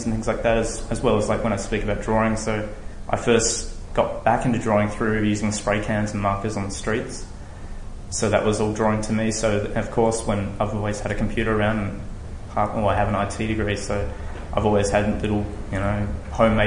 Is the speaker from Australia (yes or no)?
yes; Tasmania, Australia; now in Melbourne, Australia; I grew up in Tasmania